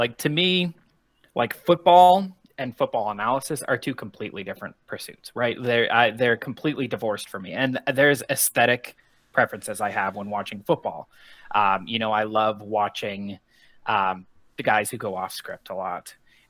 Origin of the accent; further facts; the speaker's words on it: Colorado, United States; Yeah, so I was born in 1984 in Colorado. So I grew up my entire life.